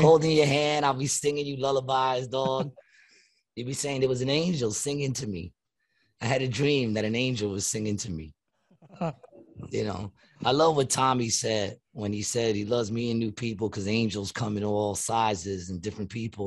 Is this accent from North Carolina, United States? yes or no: no; New York City, New York, United States; moved away; my hometown, Long Island City